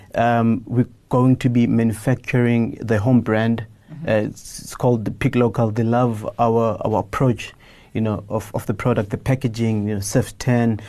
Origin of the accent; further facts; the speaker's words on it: Soweto, Gauteng, South Africa; I grew up in Soweto